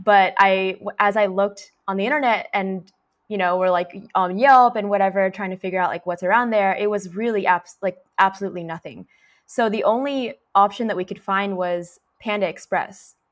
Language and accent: English; Orange County, California, United States; I grew up in the Orange County